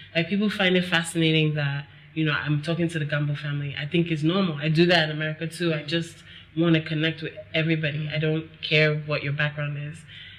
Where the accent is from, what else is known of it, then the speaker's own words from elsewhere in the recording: Nigeria; I think that also growing up in Nigeria, from what I've experienced with people, we and they, I can say we because I'm here too